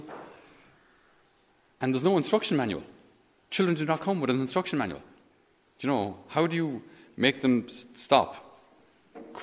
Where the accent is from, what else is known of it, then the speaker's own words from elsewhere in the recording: Ireland; they have a certain expectation of us as Irish. They expect us to be, you know, hard-working Irish Catholics